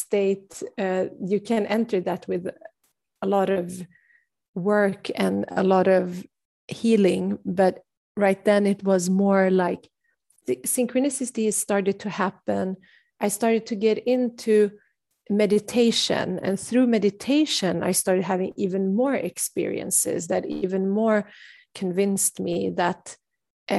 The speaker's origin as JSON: {"language": "English", "country": "Sweden", "tie": "born or raised there", "said": "growing up in Sweden"}